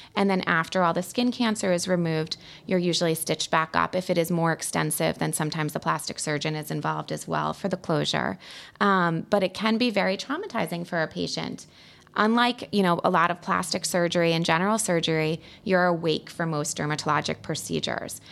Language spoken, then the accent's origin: English; Fairfield County, Connecticut, United States; also born or lived in Pennsylvania; I grew up in Fairfield County, so I've been here for a long time